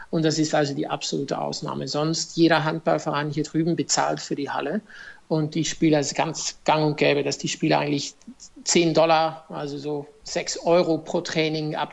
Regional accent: Zofingen, Aargau, Switzerland; Also ich muss Sie noch korrigieren, ich bin nicht aus Deutschland, ich bin aus der Schweiz.

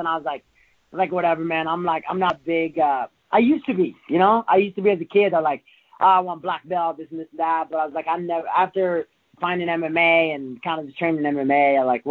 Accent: Morocco; moved away; I come from Africa, from Morocco

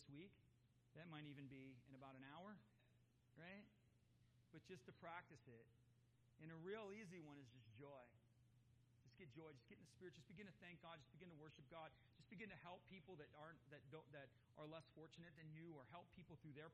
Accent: United States; I'm an American, born and bred

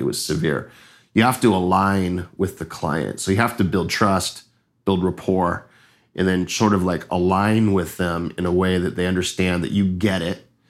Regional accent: Los Angeles, California, United States; moved away as an adult; also born or lived in Hawaii; now in Costa Rica; I'm from Los Angeles, California

